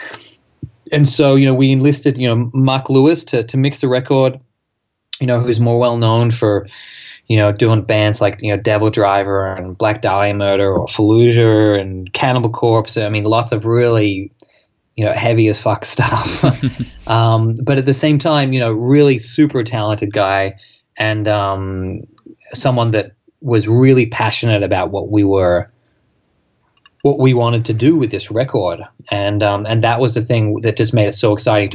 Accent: Australia; an Australian band

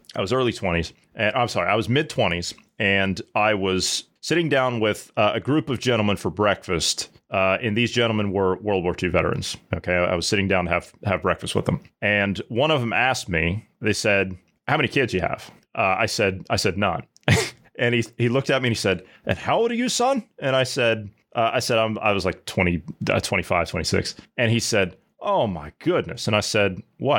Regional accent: Midwest, United States; I grew up in a small uh, small town in Midwest

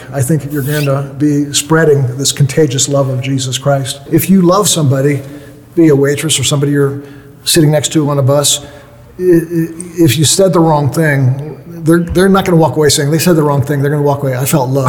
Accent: United States; i'm from the united states

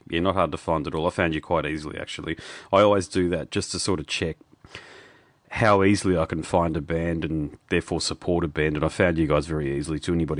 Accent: Australia; I'm from Australia

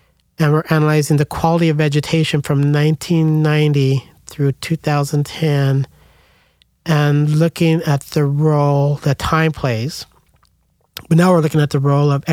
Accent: Scottsbluff, Nebraska, United States; also born or lived in Denver, Colorado; I'm originally from, well, I was born in Denver, Colorado, but okay. I grew up in Nebraska in Scotts Bluff, which is on the western side near Wyoming

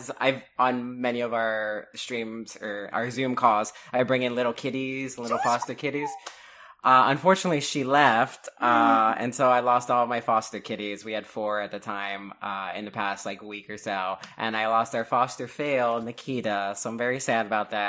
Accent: Miami, Florida, United States; I'm originally from Miami, Florida

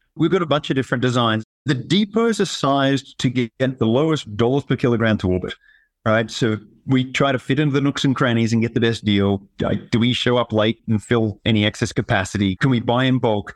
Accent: Tasmania, Australia; moved away as an adult; also born or lived in Sydney, Australia; now in Colorado, United States; I grew up in Tasmania, Australia, a small island off the bottom of Australia.

